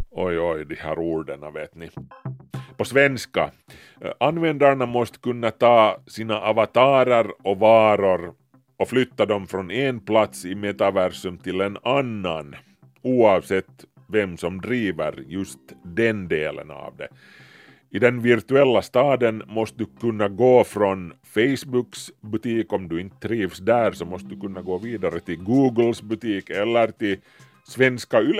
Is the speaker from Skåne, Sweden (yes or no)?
yes; Malmö, Skåne, Sweden; Välkomna till Malmö. Min hemstad i verkligheten och i Second Life.